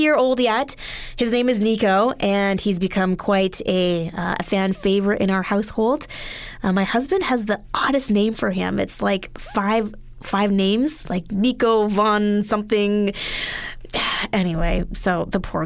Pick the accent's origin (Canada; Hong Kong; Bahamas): Canada; Edmonton, Alberta; moved away; growing up in Edmonton